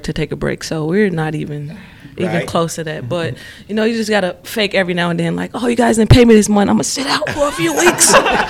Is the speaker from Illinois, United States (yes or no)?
yes; Chicago, Illinois, United States; also born or lived in California; California, but raised in Chicago.